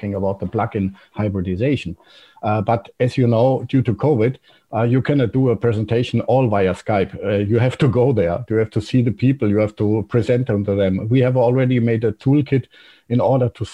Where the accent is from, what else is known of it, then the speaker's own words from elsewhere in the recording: Trier, Rhineland-Palatinate, Germany; I'm coming from Trier, which is close to Baumholder.